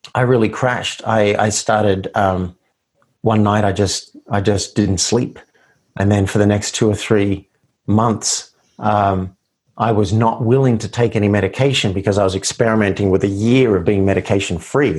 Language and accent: English; Australia; I grew up in Australia